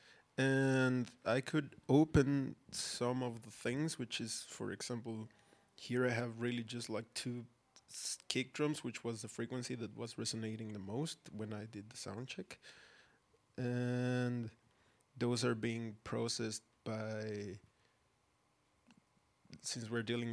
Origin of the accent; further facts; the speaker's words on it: Mexico City, Mexico; now in Berlin, Germany; I myself, born and raised in Mexico City